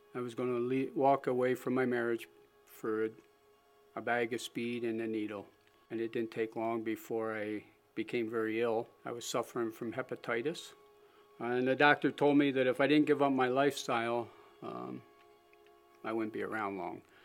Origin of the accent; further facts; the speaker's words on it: Springville, United States; also born or lived in Philadelphia; I was born in Philadelphia to loving parents. My dad, around, around the age of five, decided to, to move out, up into the country, so he bought a small 80 acre farm outside of Springville